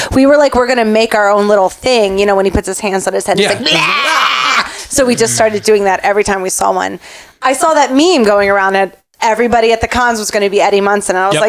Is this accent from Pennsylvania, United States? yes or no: yes; Philadelphia, Pennsylvania, United States; I've never been here before. I'm from Philadelphia, and I've never been to Atlanta